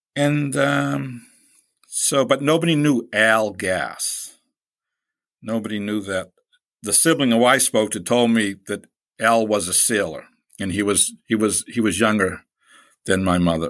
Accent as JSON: {"language": "English", "town": "Boston", "region": "Massachusetts", "country": "United States", "accent": "East Coast", "said": "I'm from Boston, from Boston's Hyde Park section"}